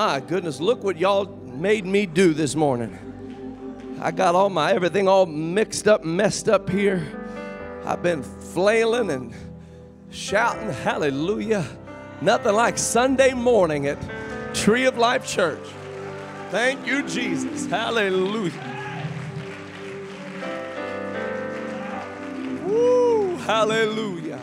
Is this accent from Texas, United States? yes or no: no; Kokomo, Indiana, United States; Brother Kuntzman and I grew up together in Kokomo, Indiana